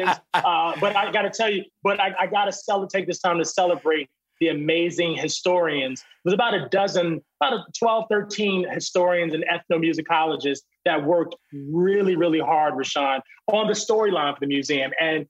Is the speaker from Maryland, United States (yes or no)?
no; Virginia, United States; we were just talking about how grateful we are to be from Virginia.